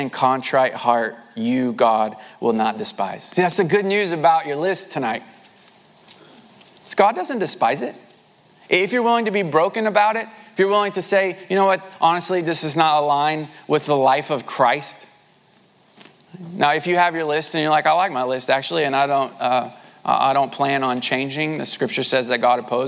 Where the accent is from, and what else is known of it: United States; born or raised there